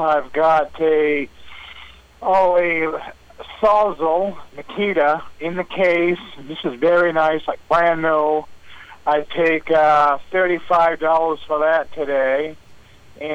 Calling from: East Dixfield, Maine, United States; I'm calling from East Dixfield.

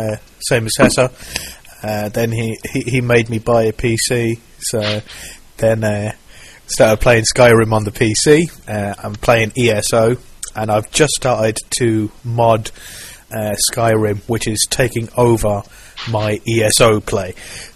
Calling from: England, United Kingdom; I'm calling in from England, close to London, not actual London, but close to it.

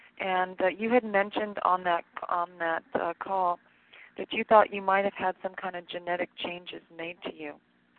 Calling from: California, United States; I've called in before. I'm usually … from Southern California.

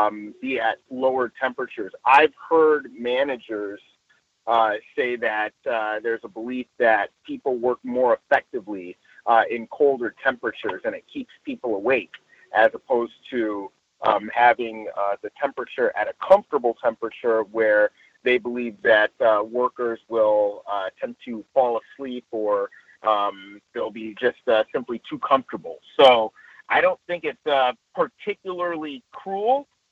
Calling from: Los Angeles, California, United States; I'm reporting in from Los Angeles proper.

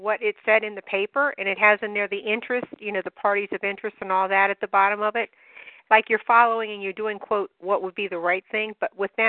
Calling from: Maryland, United States; from Maryland

